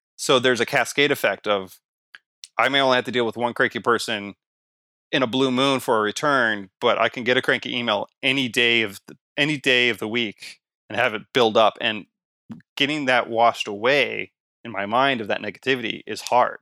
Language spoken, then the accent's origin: English; Canada; I'm Canadian